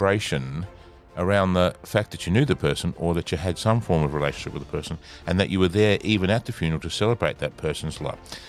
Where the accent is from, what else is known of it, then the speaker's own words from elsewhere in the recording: Adelaide, South Australia, Australia; I grew up in Allamy Gardens